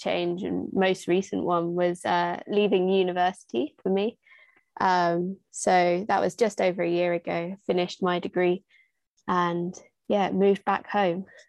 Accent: Little Wymondley, East of England, United Kingdom; I come from Little Wymondley, which is a village

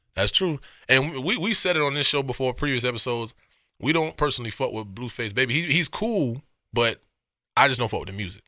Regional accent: Miami, Florida, United States; the joint we used to go to growing up in Miami

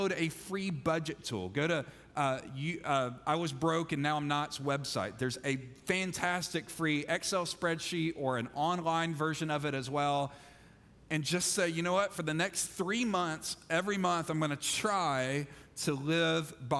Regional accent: Mississippi, United States; I'm from Mississippi

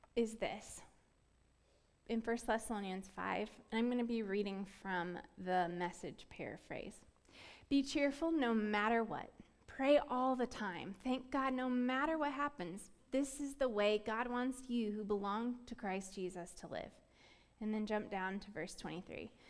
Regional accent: Florida, United States; I grew up in Florida

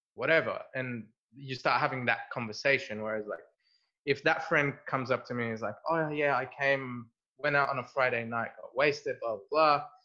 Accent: Egypt; moved away; we grew up in Egypt.

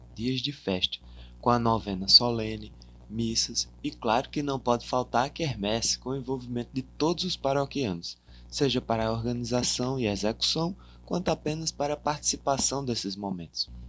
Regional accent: Paraíba, Brazil; como somos aqui da Paraíba

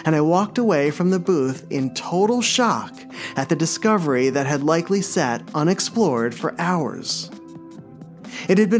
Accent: New Jersey, United States; I was from New Jersey

